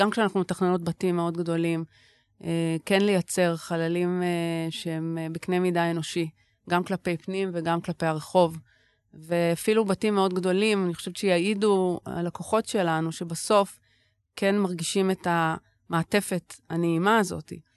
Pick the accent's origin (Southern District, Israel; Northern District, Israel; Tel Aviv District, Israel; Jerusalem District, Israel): Tel Aviv District, Israel; Tel Aviv; ששתינו נולדנו וגדלנו בעיר